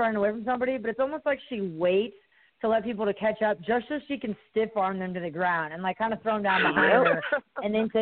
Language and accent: English; Midwest, United States; moved away; I'm from the Midwest